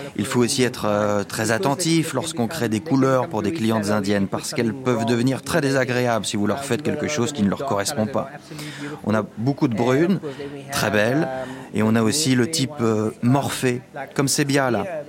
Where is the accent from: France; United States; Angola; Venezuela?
Angola; also born or lived in Portugal; now in South Africa; je suis portugais, né en Angola. Je vis ici en Afrique du Sud depuis longtemps